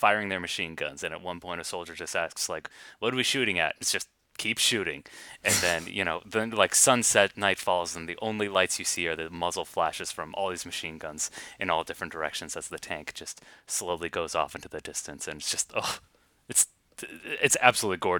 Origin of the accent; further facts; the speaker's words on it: United States; as an American